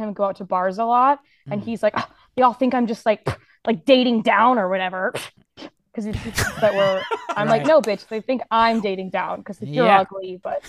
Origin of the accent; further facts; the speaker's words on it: Westboro, Kansas, United States; now in Chicago, United States; No, I'm from Kansas. I don't know if I mentioned that, but yeah, I grew up in Westboro, Kansas.